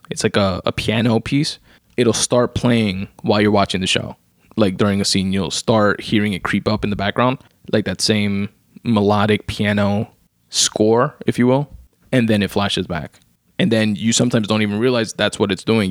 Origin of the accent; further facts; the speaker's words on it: United States; being American and being here in the U S